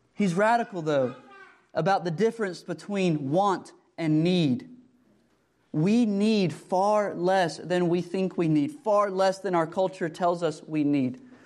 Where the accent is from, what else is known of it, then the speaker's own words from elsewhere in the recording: United States; we, as American Christians